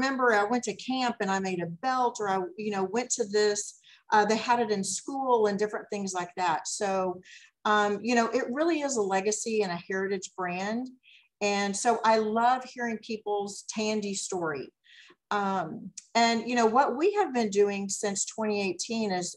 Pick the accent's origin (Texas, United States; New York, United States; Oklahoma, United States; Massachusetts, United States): Texas, United States; Dallas; also born or lived in Garland, Texas; I actually grew up in Dallas. And, you know, I went to high school in Garland